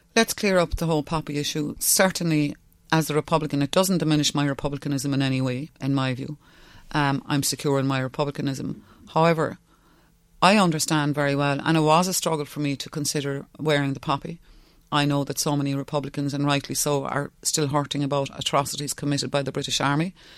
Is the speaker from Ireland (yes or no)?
yes; West Cork, Munster, Ireland; first language Irish; English is a second language; I'm from West Cork. I'm from a Gaeltacht.